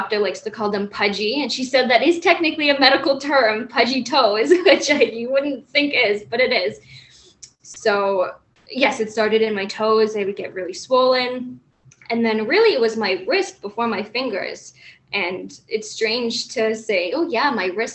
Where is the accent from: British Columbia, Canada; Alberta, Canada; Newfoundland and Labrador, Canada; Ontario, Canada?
Ontario, Canada; Toronto; moved away as an adult; now in Hamilton, Canada; I live in Hamilton, Ontario, but I grew up in Toronto